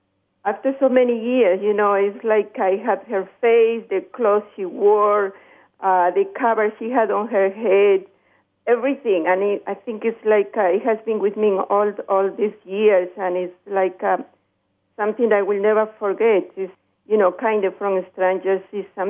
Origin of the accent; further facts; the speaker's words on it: Peru; English is a second language; now in Chicago, United States; My call is from Chicago. Originally, I'm from Peru.